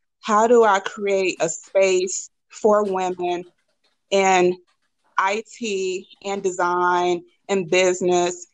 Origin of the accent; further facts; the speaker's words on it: St. Louis, Missouri, United States; moved away as an adult; also born or lived in Boston; I'm from St. Louis, grew up in North St. Louis